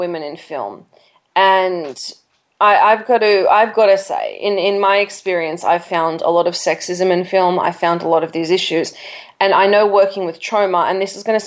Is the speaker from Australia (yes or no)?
yes; Australia; I'm Australian. I grew up on topless beaches.